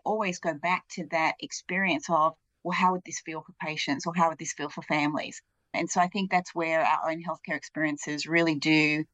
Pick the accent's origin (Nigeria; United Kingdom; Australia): Australia; now in United States; I'm not from the United States. I grew up in Australia